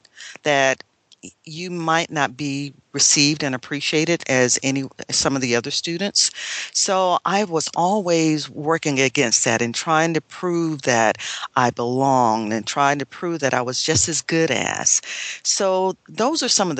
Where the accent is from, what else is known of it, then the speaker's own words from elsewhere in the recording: McCormick, South Carolina, United States; moved away; I came from McCormick, South Carolina